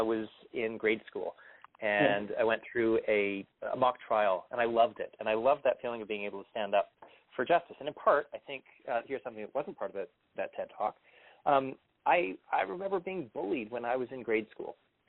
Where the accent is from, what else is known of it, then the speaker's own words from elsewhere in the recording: Toronto, Ontario, Canada; moved away as an adult; also born or lived in British Columbia; I'm originally from Toronto.